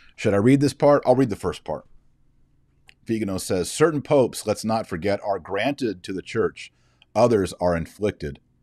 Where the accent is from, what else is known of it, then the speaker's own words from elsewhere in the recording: United States; I'm an American